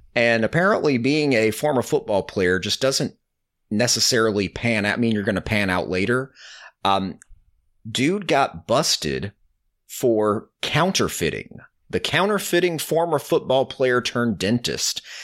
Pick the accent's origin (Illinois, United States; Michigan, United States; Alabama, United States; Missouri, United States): Alabama, United States; I'm from Alabama